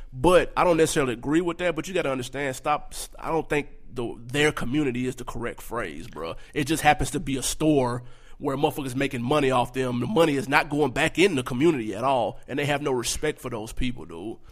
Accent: Nashville, Tennessee, United States; I'm from North Nashville. I grew up in North Nashville.

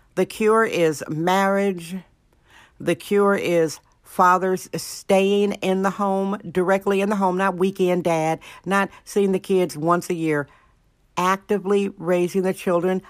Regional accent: Alaska, United States; now in San Francisco, United States; Alaska, my home state

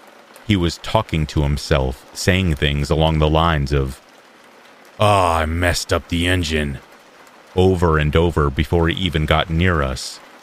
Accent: New Zealand; I am from Aotearoa, New Zealand. We do have the odd missing person or scary case, but it's otherwise safe here, and not much happens.

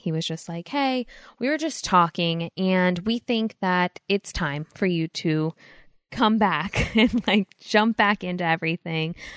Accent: Los Angeles, California, United States; growing up in L

